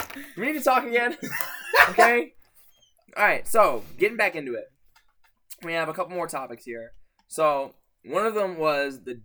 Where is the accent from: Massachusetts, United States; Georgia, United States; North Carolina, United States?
Georgia, United States; Atlanta; moved away; I'm from Atlanta